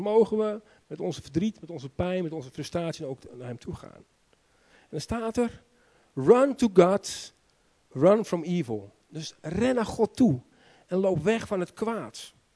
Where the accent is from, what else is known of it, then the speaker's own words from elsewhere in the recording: Netherlands; also born or lived in Romania; Ik ben zelf ook een Nederlander.